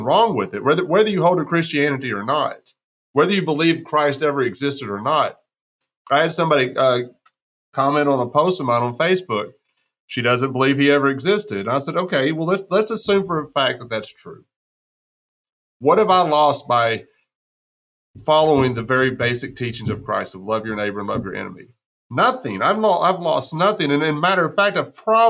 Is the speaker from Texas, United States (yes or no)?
yes; West Texas, United States; I'm from West Texas